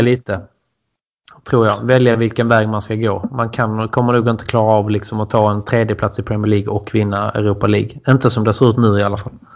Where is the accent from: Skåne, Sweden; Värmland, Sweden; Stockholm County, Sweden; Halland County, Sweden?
Skåne, Sweden; Bjärred; Jag är från Bjärred också